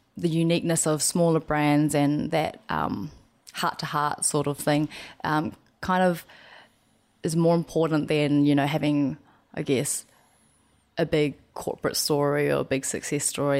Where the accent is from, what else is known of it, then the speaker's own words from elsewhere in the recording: New Zealand; growing up in New Zealand